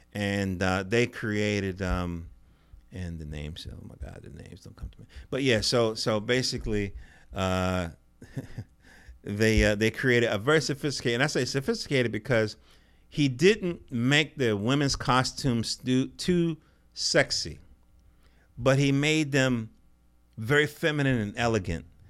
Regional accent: North Carolina, United States; I'm from North Carolina

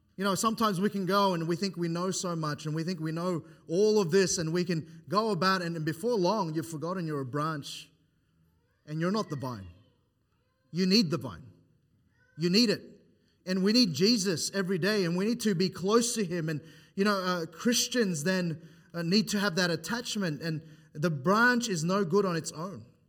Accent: New South Wales, Australia; moved away; I'm from New South Wales

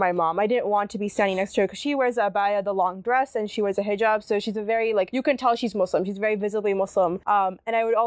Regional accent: Santa Clara, California, United States; moved away as an adult; also born or lived in Fremont, California; now in Seattle, United States; the Santa Clara area, the city that I grew up

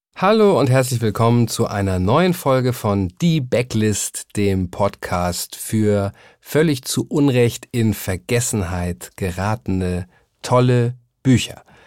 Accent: Germany; als Deutscher

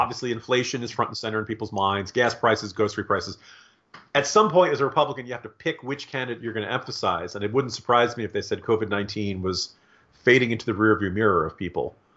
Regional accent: Virginia, United States; my home state of Virginia

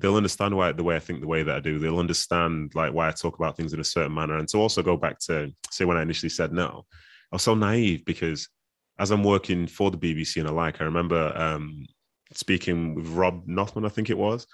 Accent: Manchester, North West England, United Kingdom; also born or lived in Nigeria; even though I'm raised here, and I understand the culture here

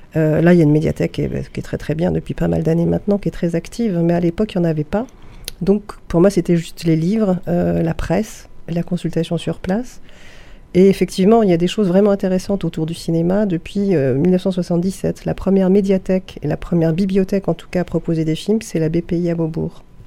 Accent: Paris, Île-de-France, France; moved away as an adult; also born or lived in Saint-Ouen; now in Nîmes, France; Je viens de Paris

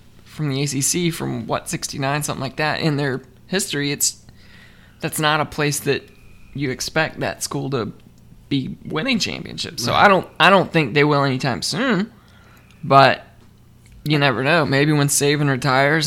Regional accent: South Carolina, United States; now in Atlanta, United States; I was born in South Carolina.

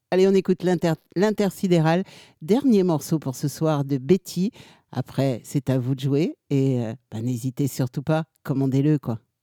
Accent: Tours, Centre-Val de Loire, France; c'est mon, c'est mon bled, c'est chez moi

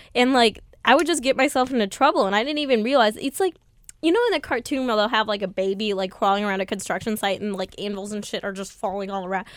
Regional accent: Mundelein, Illinois, United States; moved away as an adult; now in New York, United States; I grew up in Mundelein, Illinois, very small town

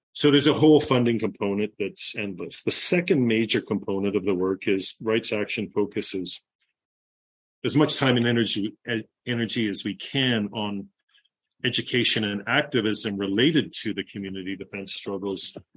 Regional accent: Toronto, Ontario, Canada; moved away as an adult; also born or lived in Central America; I'm from Toronto, born and raised in Toronto

